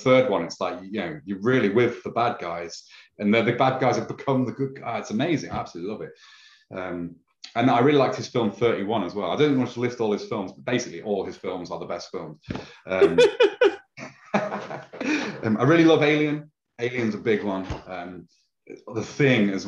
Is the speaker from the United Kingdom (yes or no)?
yes; Lincoln, East Midlands, United Kingdom; We've got a lovely castle, a lovely medieval city where I live in Lincoln